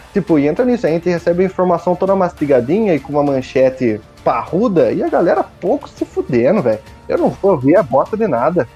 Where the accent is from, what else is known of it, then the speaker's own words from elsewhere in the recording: Brazil; como brasileiro